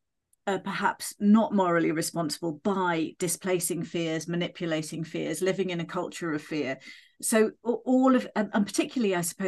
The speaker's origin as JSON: {"language": "English", "country": "United Kingdom", "said": "we're British."}